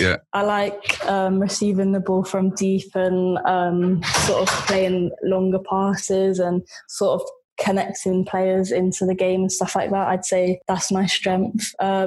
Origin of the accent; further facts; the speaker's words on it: Norwich, East of England, United Kingdom; So I grew up in Norwich, which is sort of the middle of nowhere, and there's nothing really around it.